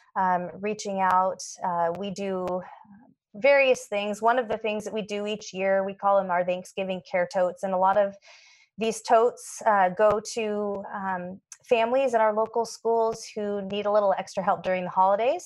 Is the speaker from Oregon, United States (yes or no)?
yes; Portland, Oregon, United States; also born or lived in Atlanta, Georgia / Washington / Spokane, Washington; I was born in Atlanta, Georgia, but when I was 1, my family moved up to Portland, Oregon and spent uh, pretty much all my growing up years in the Pacific Northwest between Oregon and Washington.